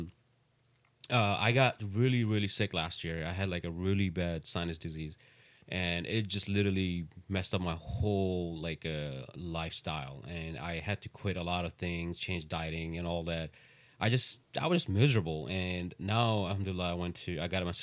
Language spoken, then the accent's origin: English; Pakistan; now in Chicago, United States; when I was growing up in Pakistan